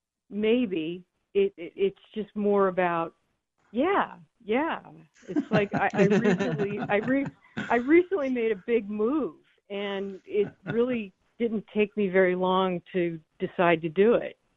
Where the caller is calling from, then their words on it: Florida, United States; from Florida.